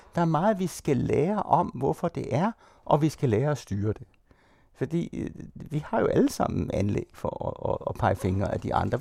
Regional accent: Denmark; jeg er dansker, det er en identitet.

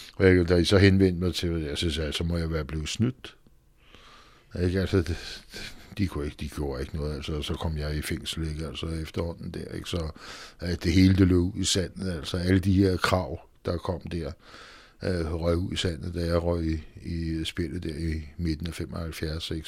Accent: Frederiksberg, Capital Region of Denmark, Denmark; also born or lived in Vesterbro; Jeg kommer i virkeligheden fra Frederiksberg

